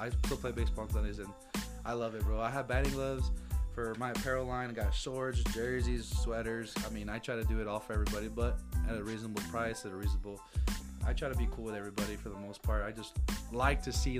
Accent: Las Cruces, New Mexico, United States; I cannot play in my hometown. That's ridiculous. I cannot play in Cruces.

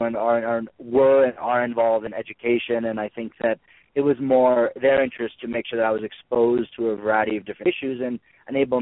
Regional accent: Amherst, Massachusetts, United States; I'm from Amherst, Massachusetts, a small town in western Massachusetts that's known for its liberal learning environment and progressive nature. And through growing up and being educated in the school system in Amherst

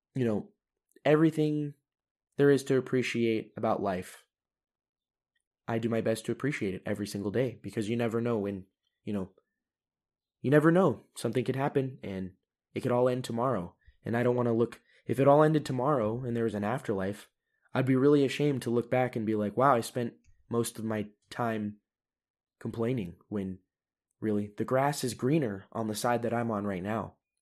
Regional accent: United States; moved away as an adult; now in Europe; as an American

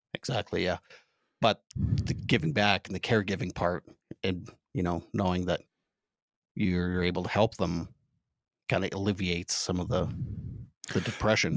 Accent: Canada; as a Canadian

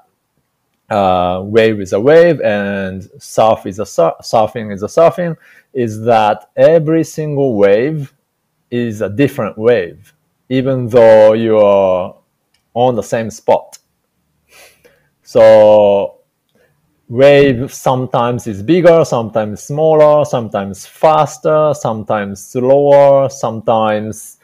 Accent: Japan; English is a second language; now in Hawaii, United States; I'm Japanese, and for me, when I came to the United States, English was really just bunch of sounds for me

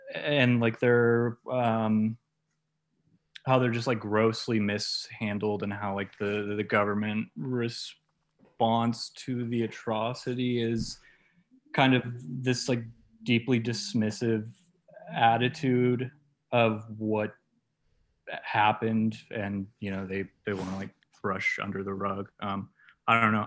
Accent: Oklahoma City, Oklahoma, United States; I was born in Oklahoma City

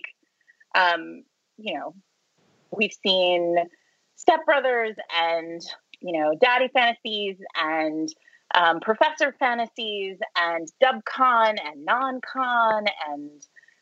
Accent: New York City, New York, United States; I'm from New York City

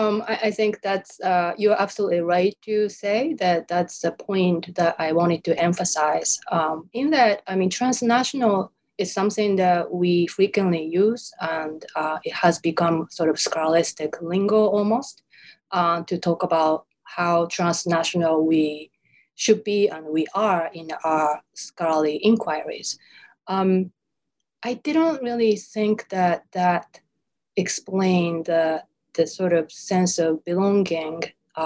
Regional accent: Japan; born or raised there; first language Japanese; English is a second language

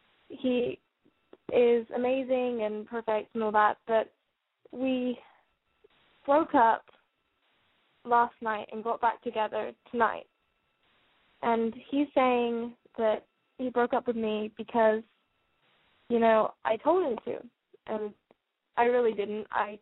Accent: United Kingdom; now in Arkansas, United States; Oh, I'm calling from Arkansas. I'm just British.

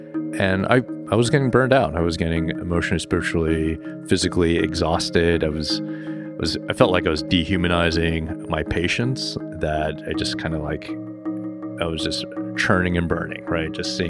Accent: Chicago, Illinois, United States; also born or lived in Houston, United States; growing up in Chicago and Houston and doing part of my training in New York City and being constantly exposed to the problems facing those living in poverty

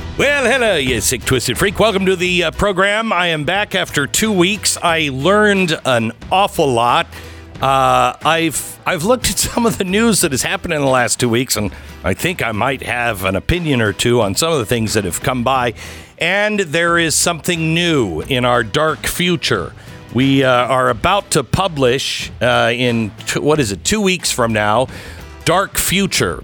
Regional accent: Seattle, Washington, United States; now in Texas, United States; growing up in Seattle

